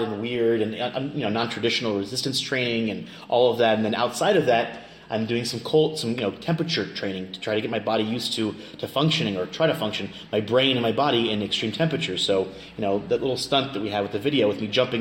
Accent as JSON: {"language": "English", "region": "Kansas", "country": "United States", "tie": "born or raised there", "moved": "as an adult", "lives_now": "Jerusalem, Israel", "said": "I grew up in Kansas"}